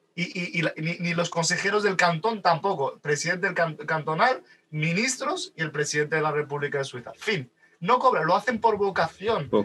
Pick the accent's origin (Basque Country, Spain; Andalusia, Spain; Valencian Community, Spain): Andalusia, Spain; Málaga; yo vivo en, un pueblecito de Málaga, bueno, una ciudad de Málaga que tiene más de 100.000 habitantes, en plena costa, y al fin y al cabo yo no soy de Málaga capital